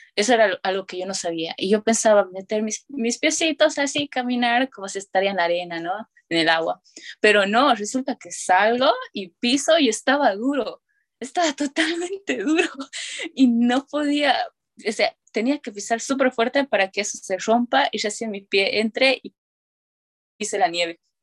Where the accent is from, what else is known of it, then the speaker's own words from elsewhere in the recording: Tarija, Bolivia; first language Spanish; moved away as an adult; now in United States; yo soy de Bolivia